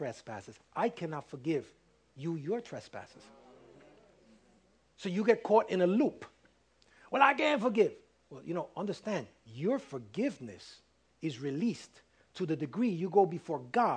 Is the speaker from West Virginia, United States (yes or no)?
no; New York City, New York, United States; I was raised in Harlem